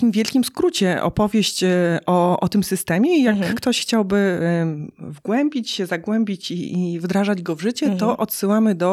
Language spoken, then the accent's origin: Polish; Toruń, Kuyavian-Pomeranian Voivodeship, Poland; now in Warsaw, Poland; Nie, nie jestem z Warszawy. Mhm. Jestem z e, Torunia, jestem